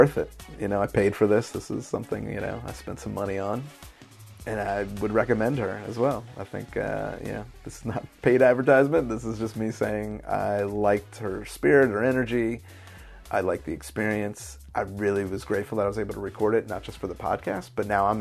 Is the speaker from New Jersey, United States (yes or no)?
no; Philadelphia, Pennsylvania, United States; born or raised there; now in Baltimore, United States